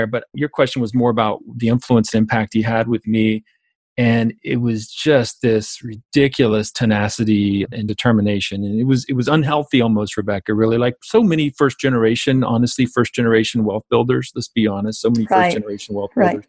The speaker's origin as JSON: {"language": "English", "region": "South Georgia", "country": "United States", "tie": "born or raised there", "said": "I grew up basically in South Georgia"}